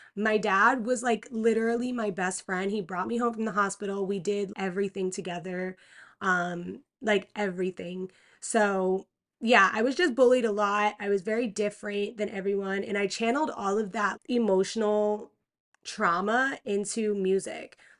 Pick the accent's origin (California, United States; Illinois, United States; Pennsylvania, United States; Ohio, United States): Pennsylvania, United States; I was born in Pennsylvania.